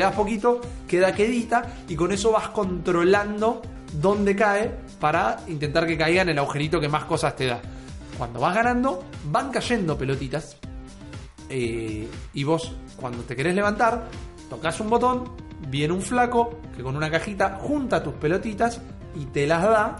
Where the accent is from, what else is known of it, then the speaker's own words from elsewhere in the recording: Argentina; Yo soy un argentino